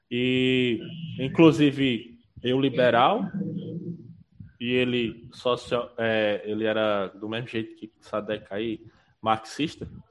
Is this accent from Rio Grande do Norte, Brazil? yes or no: yes; Pau dos Ferros, Rio Grande do Norte, Brazil; eu sou de Pau dos Ferros, eu, estudei lá